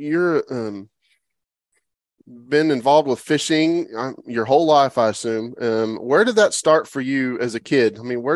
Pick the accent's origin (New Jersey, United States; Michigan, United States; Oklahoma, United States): Oklahoma, United States; now in Texas, United States; growing up in Oklahoma